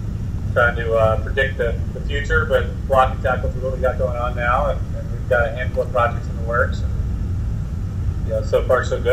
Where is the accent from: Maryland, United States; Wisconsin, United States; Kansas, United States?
Maryland, United States; Rockville; also born or lived in Colorado; I grew up in Rockville, Maryland